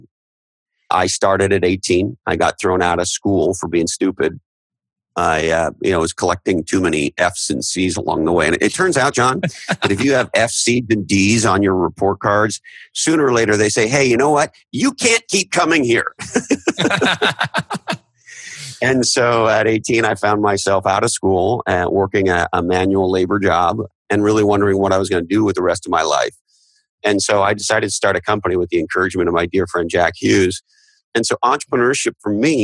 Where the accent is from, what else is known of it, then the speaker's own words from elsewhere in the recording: Canada; now in United States; I'm originally from Canada